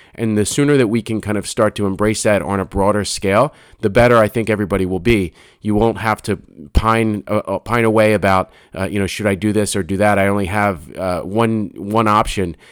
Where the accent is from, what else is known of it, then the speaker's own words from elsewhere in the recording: Philadelphia, Pennsylvania, United States; moved away as an adult; now in New Jersey, United States; I grew up, I grew up in Philadelphia